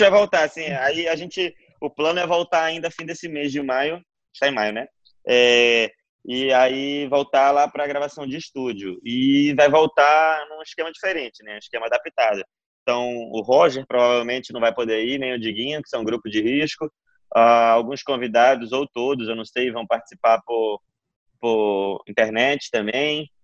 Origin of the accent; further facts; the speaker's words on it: Belém, Pará, Brazil; eu sou de Belém